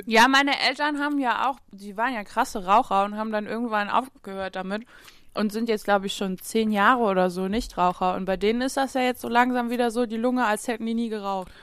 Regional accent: Saarland, Germany; bei uns im Saarland

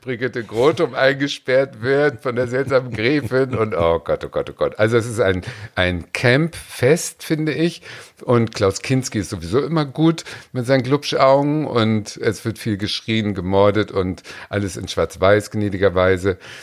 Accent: near Ahrensburg, Schleswig-Holstein, Germany; Ich bin ja geboren in der Nähe von Ahrensburg

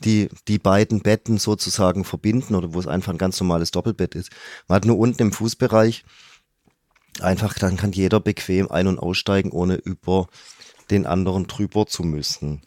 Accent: Stuttgart, Baden-Württemberg, Germany; als ganz gebürtiger Stuttgarter

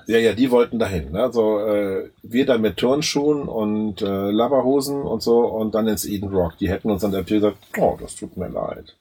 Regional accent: Germany; bei uns in Deutschland

